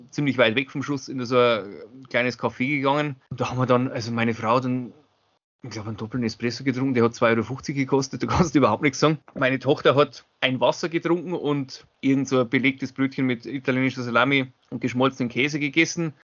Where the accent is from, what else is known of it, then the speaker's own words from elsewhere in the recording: Zwiesel, Bavaria, Germany; Also ich habe extra für Leroy aus meiner Heimatstadt Zwiesel äh, Bier organisiert.